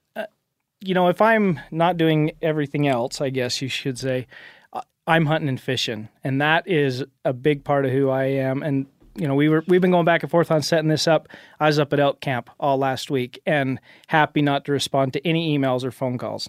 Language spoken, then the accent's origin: English; Cache Valley, Utah, United States